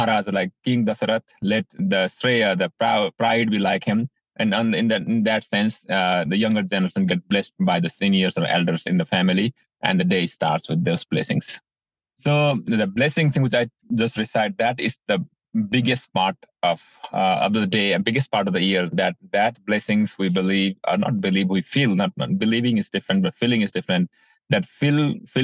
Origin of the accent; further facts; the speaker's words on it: Bhutan; now in United States; I'm originally from Bhutan. I was born in Bhutan, grew up in Bhutan.